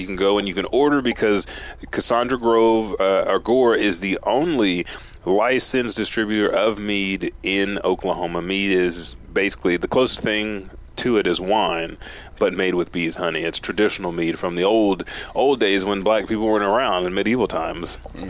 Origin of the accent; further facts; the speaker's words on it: Japan; because I'm from Japan myself. I've seen it.